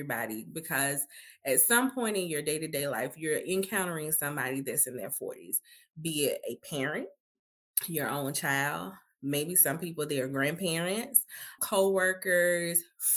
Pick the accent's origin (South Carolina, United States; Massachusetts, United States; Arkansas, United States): South Carolina, United States; Greenwood; now in Nashville, United States; I'm originally from South Carolina, a place called Greenwood, but I currently reside in Nashville.